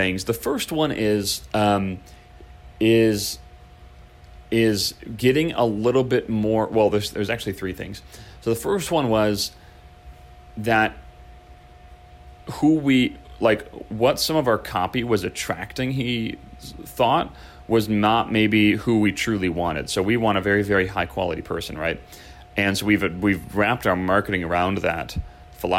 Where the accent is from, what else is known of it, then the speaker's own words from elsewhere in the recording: Chicago, Illinois, United States; now in California, United States; I grew up in Chicago, the Midwest